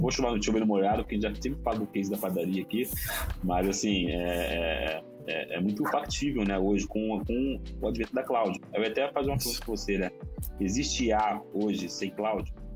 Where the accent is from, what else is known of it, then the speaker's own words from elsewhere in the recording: Belford Roxo, Rio de Janeiro, Brazil; accent: carioca; now in São Paulo, Brazil; eu comecei vida de favela do Rio, né, basicamente. Eu morava em Belo Roxo. E, já, é, o pessoal que é de São Paulo já sabe que eu sou carioca, né? Já pega lá uma hora o, o sotaque